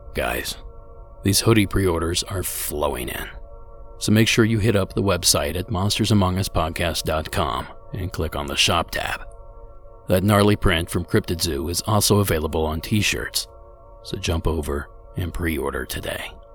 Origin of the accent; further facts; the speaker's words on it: Ohio, United States; my home state of Ohio